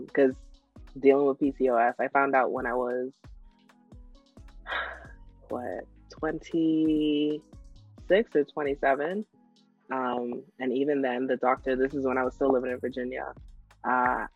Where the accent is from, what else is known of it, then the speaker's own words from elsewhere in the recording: Freeport, Grand Bahama, Bahamas; moved away; when I go home, I go to Freeport